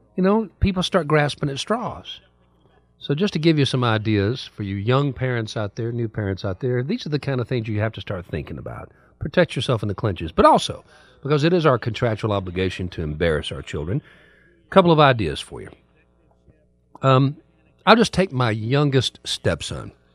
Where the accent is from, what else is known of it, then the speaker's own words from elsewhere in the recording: Ohio, United States; moved away; I was raised in Ohio